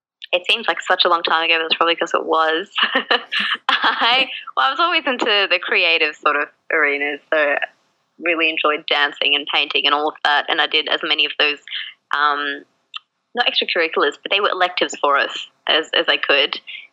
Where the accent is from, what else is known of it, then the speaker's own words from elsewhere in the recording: Australia; also born or lived in Bangalore, India / Malaysia; But I was born in Bangalore in India. And we moved to Malaysia when I was, gosh, I think I was like 4 or 5. And I was back and forth between the two countries for a couple of years. And then we moved to Australia when I was 7.